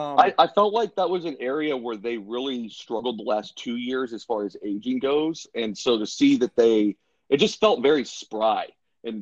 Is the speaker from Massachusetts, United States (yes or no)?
yes; Boston, Massachusetts, United States; now in Dallas, United States; I live in Dallas, so I'm away from the Boston scene now, but I'm from up there